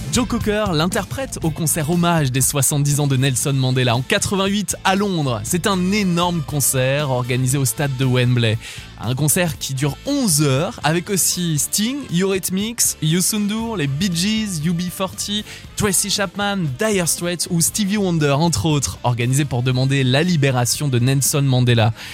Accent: France; Riviera c'est chez nous, dans le Var, oui en France

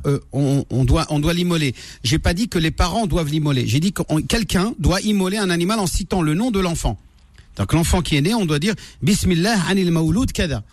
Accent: France; J'ai grandi en France, j'ai grandi, grandi à l'école avec le sapin de Noël

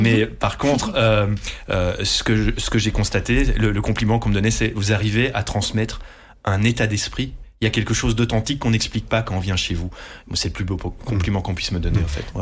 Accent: Dutch-speaking, Flanders, Belgium; first language Dutch; French is a second language; je suis néerlandophone euh, d'origine, mmh. euh, c'est ma langue maternelle, j'ai fait mes études en néerlandais à la base

